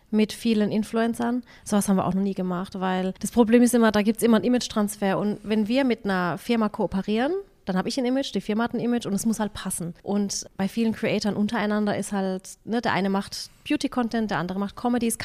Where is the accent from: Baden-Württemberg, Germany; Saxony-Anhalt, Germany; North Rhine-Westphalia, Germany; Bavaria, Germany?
Baden-Württemberg, Germany; Waghäusel; Wir sind aus Waghäusel, ich will hier eigentlich auch nicht wegziehen und meine Kinder sind hier